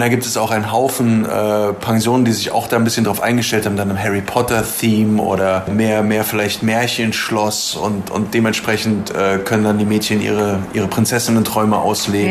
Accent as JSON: {"language": "German", "region": "Berlin", "country": "Germany", "moved": "yes", "lives_now": "Taiwan", "said": "ich komme ursprünglich aus Berlin"}